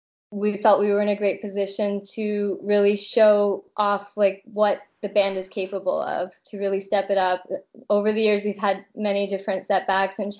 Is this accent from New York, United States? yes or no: no; Massachusetts, United States; moved away as an adult; now in Prague, Czech Republic; I grew up in Massachusetts and lived most of my life in Massachusetts.